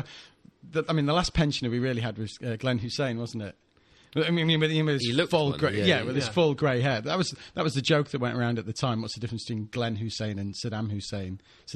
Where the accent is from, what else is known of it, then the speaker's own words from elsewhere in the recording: Isle of Man; I grew up in the Isle of Man.